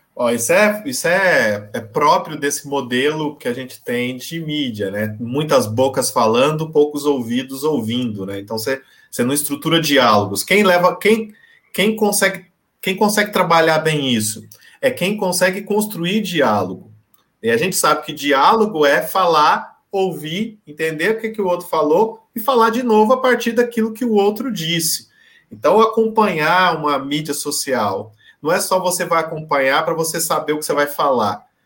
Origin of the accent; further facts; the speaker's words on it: Goiânia, Goiás, Brazil; now in São Paulo, Brazil; Goiás, eu, eu, eu nasci em Goiás, né? nasci em Goiânia mora em São Paulo há muitos anos